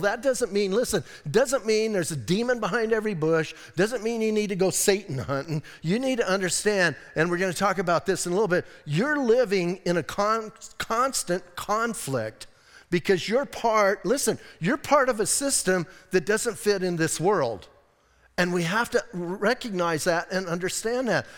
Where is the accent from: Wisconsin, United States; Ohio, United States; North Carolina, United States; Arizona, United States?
Arizona, United States; Bisbee; I'm from Bisbee